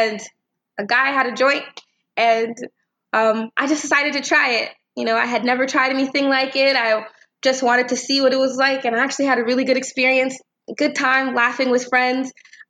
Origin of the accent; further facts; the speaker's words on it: Temecula, California, United States; I'm from Temecula, California